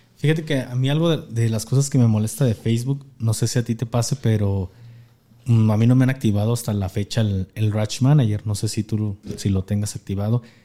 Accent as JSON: {"language": "Spanish", "region": "Jalisco", "country": "Mexico", "said": "somos de Jalisco"}